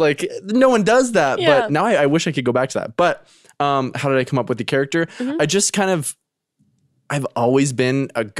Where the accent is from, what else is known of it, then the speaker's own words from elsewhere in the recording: Canada; now in United States; They know I'm Canadian.